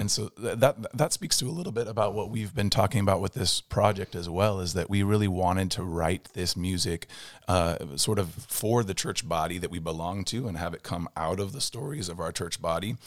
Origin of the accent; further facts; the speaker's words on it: Phoenix, Arizona, United States; also born or lived in California; I grew up in Phoenix and, uh, even though I was, I was born in California, but I grew up in Phoenix